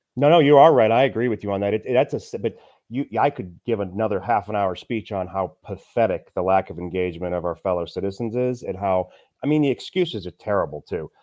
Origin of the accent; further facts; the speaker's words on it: Kirkwood, Missouri, United States; the upper middle class, but I'm from Kirkwood